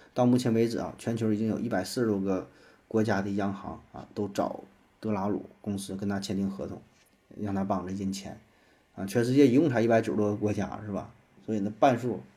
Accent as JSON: {"language": "Chinese", "country": "China", "said": "咱们国家"}